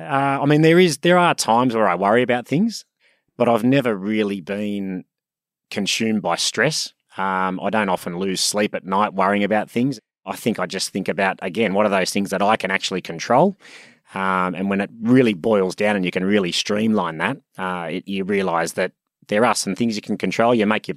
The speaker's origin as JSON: {"language": "English", "town": "Sydney", "region": "New South Wales", "country": "Australia", "tie": "born or raised there", "said": "Grew up in Sydney, born and raised in Sydney. Awesome childhood, great family. One of four boys."}